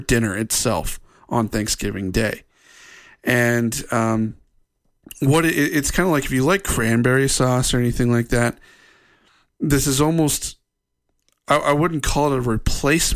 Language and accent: English; Ohio, United States; now in Utah, United States; since living in Utah, growing up in Ohio, and then coming out here and living in Utah